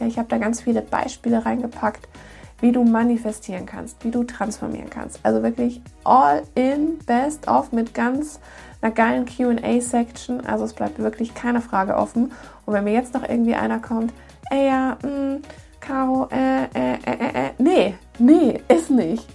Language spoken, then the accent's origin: German; Munich, Bavaria, Germany; moved away; Ich bin ja aus München